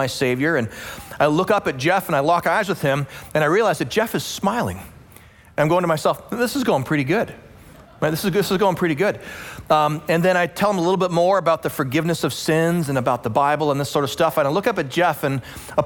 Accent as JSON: {"language": "English", "region": "Western Canada", "country": "Canada", "tie": "born or raised there", "also_born_or_lived": "Calgary, Alberta", "moved": "yes", "said": "I grew up in Western Canada. I attended the University of Calgary, which is in Alberta, Western Canada."}